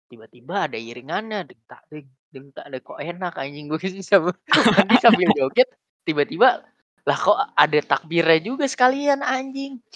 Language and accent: Indonesian; Pati, Central Java, Indonesia; kampung gue di Pati ya.